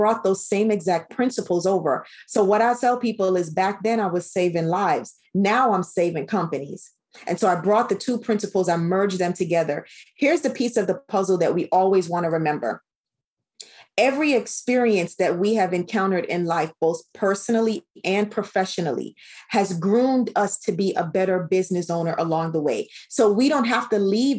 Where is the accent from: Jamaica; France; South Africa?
Jamaica; as a Caribbean woman